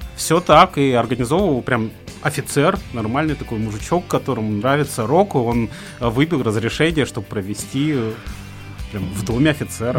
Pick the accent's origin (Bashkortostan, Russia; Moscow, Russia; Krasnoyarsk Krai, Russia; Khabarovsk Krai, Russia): Khabarovsk Krai, Russia; Khabarovsk; moved away as an adult; я родился, учился, женился в Хабаровске